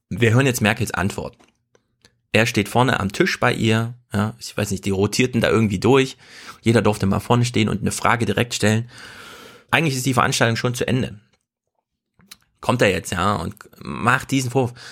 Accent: eastern Germany, Germany; Ja, also als Ossi will ich einfach mal klar sagen, ja, das geht so nicht weiter, ihr Ossis.

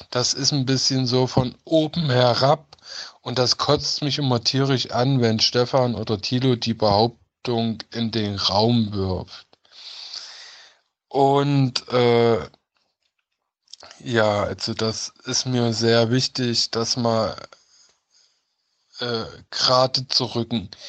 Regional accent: Halle, Saxony-Anhalt, Germany; Ich komme aus Sachsen-Anhalt bzw. aus Halle an der Saale.

